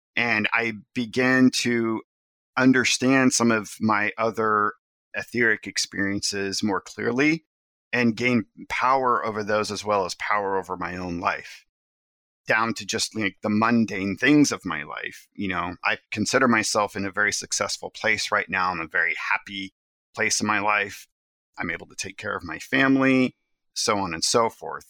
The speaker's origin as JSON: {"language": "English", "area": "the Ozarks", "region": "Missouri", "country": "United States", "tie": "born or raised there", "said": "I was raised in the Ozarks"}